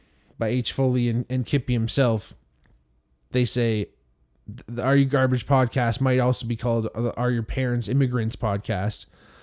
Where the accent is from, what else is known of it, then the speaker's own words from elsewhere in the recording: Hamilton, Ontario, Canada; I grew up also in Hamilton. There's a lot of Italians here in Hamilton that I grew up